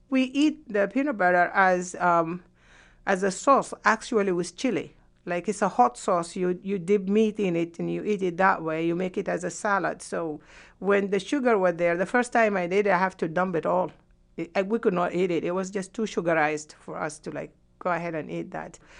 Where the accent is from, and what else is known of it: Sudan; moved away as an adult; also born or lived in Yemen; now in United States